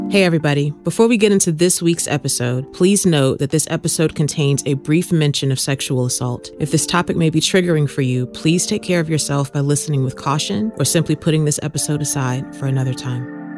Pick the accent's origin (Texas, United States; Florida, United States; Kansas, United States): Texas, United States; moved away; you and I both have Texas roots